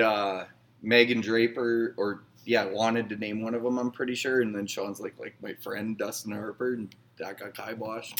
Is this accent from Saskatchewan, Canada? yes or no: yes; Northern Saskatchewan, Canada; I'm from Northern Sasky.